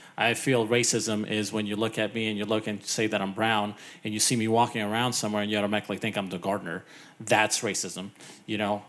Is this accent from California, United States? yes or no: yes; California, United States; growing up in California